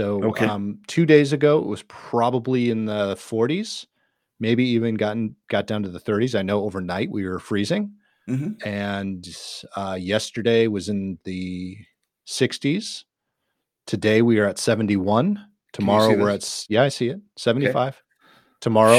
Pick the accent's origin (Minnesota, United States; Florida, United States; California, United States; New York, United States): Minnesota, United States; I'm not afraid to say I'm from Minnesota. I'm very proud to be a Minnesotan.